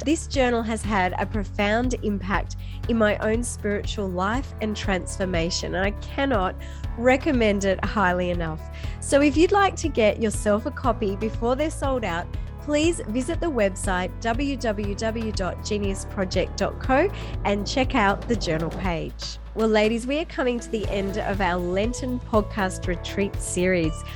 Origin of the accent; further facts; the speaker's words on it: Australia; also born or lived in far north Queensland; in Australia, we don't think we have an accent